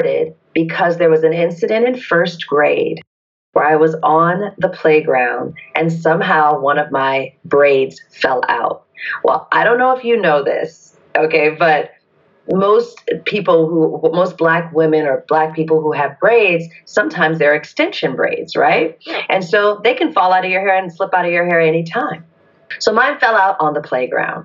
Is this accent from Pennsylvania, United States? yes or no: no; Detroit, Michigan, United States; moved away; also born or lived in Atlanta, Georgia; I was born in Detroit, Michigan, and I grew up in the 70s and 80s